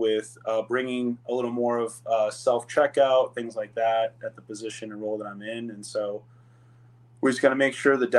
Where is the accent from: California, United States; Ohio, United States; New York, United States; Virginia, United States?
Ohio, United States; now in Phoenix, United States; Actually was born and raised in Ohio